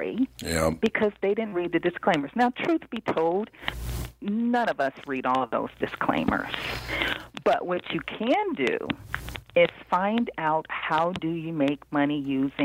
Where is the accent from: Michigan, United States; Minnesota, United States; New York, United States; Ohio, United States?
Ohio, United States; Cincinnati; now in Washington, D.C., United States; I grew up in Cincinnati, Ohio. I've been in the D.C. area for blah, blah, blah, many years.